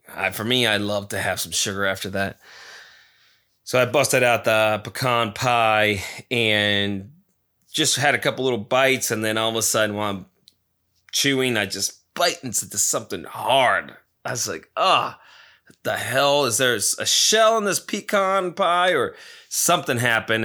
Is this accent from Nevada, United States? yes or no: yes; Nevada, United States; now in Arizona, United States; my home town of Nevada